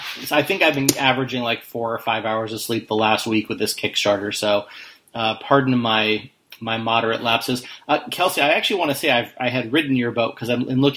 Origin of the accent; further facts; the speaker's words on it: Spokane, Washington, United States; also born or lived in Seattle, Washington; I'm from Spokane. Yeah. And, grew up in both Seattle and Spokane.